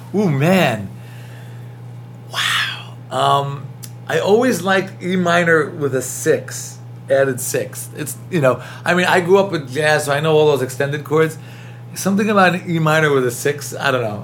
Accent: New York City, New York, United States; accent: thick New York; I was born in Queens, brought up in New York

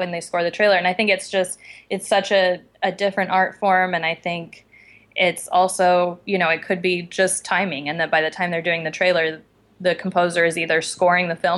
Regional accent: Casper, Wyoming, United States; moved away as an adult; also born or lived in Bozeman, Montana; now in Los Angeles, United States; I grew up in Wyoming, in Casper, Wyoming, which is right in the middle, and lived there until I went to college.

